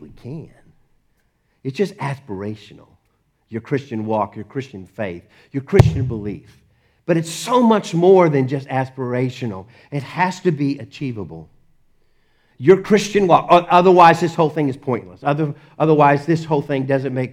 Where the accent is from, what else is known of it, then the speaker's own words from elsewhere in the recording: Dallas, Texas, United States; I grew up in Dallas